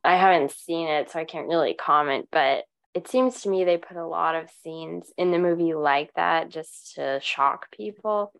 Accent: United States; As an American

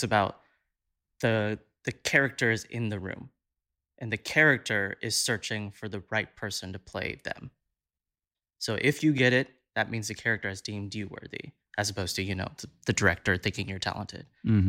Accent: Southern United States, United States; I'm an Indian boy who grew up in the South, got into musical theater.

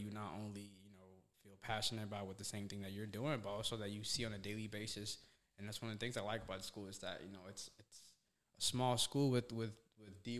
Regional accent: Somalia; also born or lived in Vermont, United States; now in United States; I was born in Somalia, which is East Africa

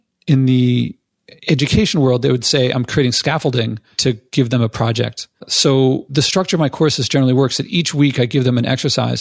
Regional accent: Philadelphia, Pennsylvania, United States; now in New York, United States; I'm from Philadelphia

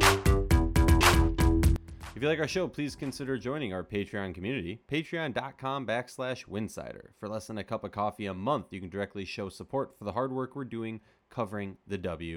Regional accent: Minneapolis, Minnesota, United States; I'm from Minneapolis

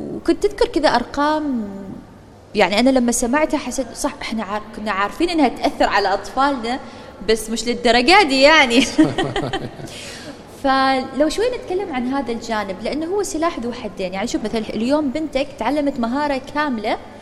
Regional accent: Oman; عندنا في سلطنة عمان

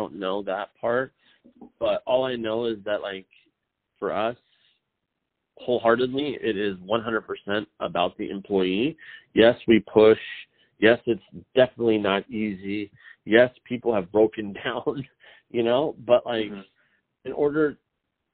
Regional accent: Richland, Washington, United States; Richland High School in Richland, Washington

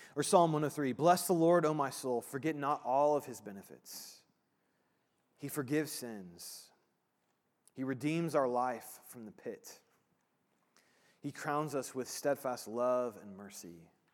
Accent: Indiana, United States; I grew up in Indiana

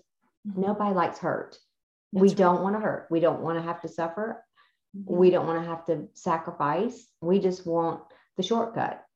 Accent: the South, United States; where we're raised and how we were raised in the South

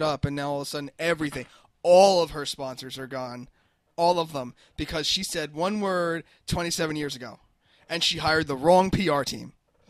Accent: Lakewood, New Jersey, United States; we're in Lakewood.

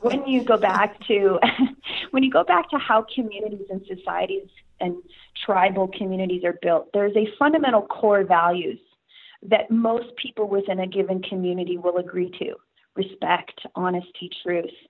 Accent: Saskatchewan, Canada; born or raised there

